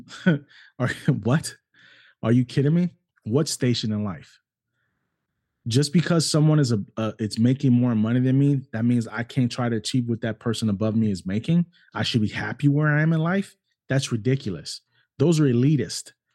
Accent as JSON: {"language": "English", "country": "United States", "tie": "born or raised there", "also_born_or_lived": "New York City, United States / Cleveland, Ohio, United States", "said": "I grew up in New York City and I also grew up in Cleveland, Ohio. Those were both my hometowns"}